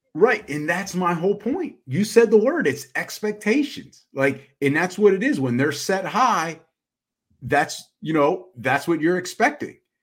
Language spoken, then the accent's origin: English; United States; we're Americans